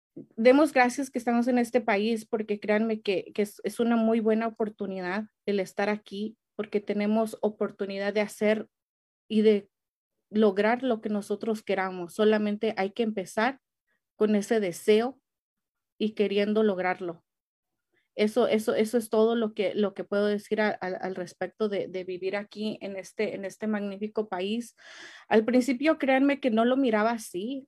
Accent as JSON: {"language": "Spanish", "country": "Mexico", "moved": "yes", "lives_now": "United States", "said": "yo soy mexicana"}